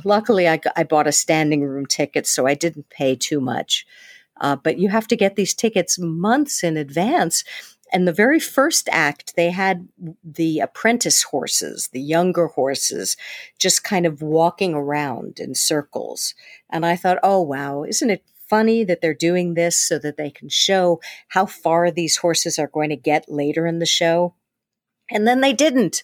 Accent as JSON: {"language": "English", "region": "New York", "country": "United States", "said": "I was from New York"}